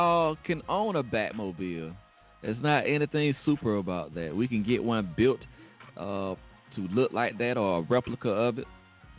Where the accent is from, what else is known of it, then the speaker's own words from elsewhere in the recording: United States; we're not from Africa. We are Americans just like everybody else